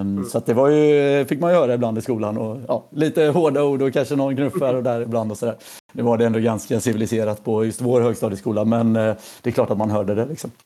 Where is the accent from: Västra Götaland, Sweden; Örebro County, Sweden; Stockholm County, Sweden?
Västra Götaland, Sweden; Mölnlycke; jag är född i, ja, i Mölnlycke, så utanför Göteborg